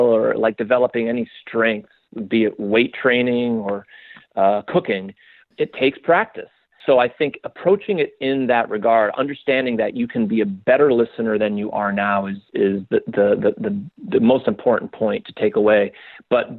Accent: Spokane, Washington, United States; now in New York, United States; Spokane, which is my hometown

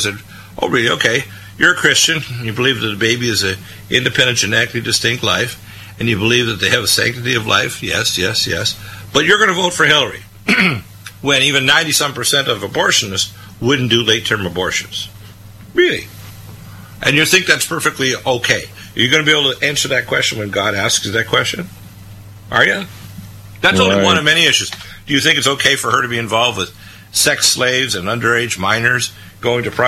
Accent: United States; also born or lived in Canada; I'm an American

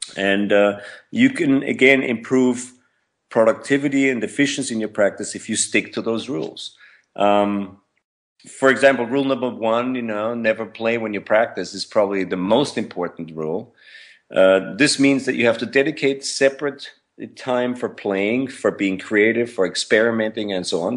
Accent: Vienna, Austria; moved away as an adult; I was born in Vienna, Austria. And, uh, grew up in Vienna, Austria

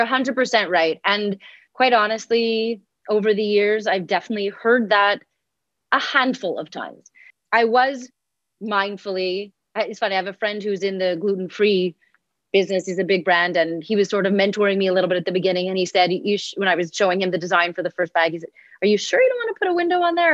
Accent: Montreal, Quebec, Canada; I am from Montreal, Canada

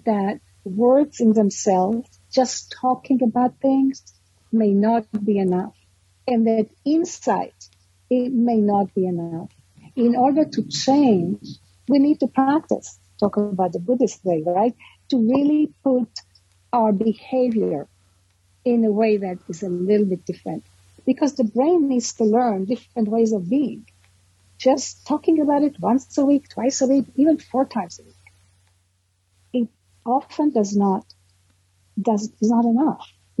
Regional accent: New York, United States; I come from New York, which is still very psychoanalytic.

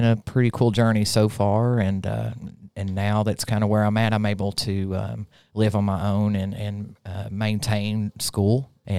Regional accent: Rutledge, Tennessee, United States; also born or lived in Pike County, Kentucky; So I'm originally from Pike County, Kentucky. {S1} Nice. {S2} I was raised primarily in a small town called Rutledge. It's inside Granger County, which are only famous for tomatoes.

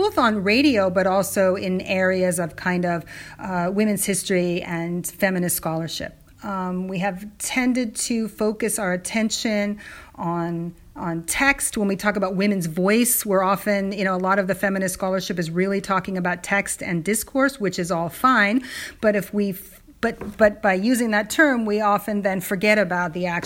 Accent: California, United States; I'm a Californian

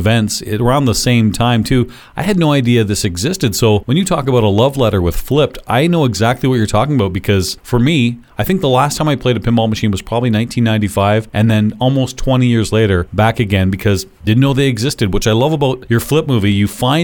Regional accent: Canada; I'm Canadian

